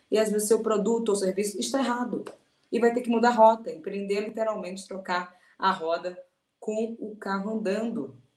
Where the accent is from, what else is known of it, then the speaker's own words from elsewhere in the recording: Salvador, Bahia, Brazil; Sou de Salvador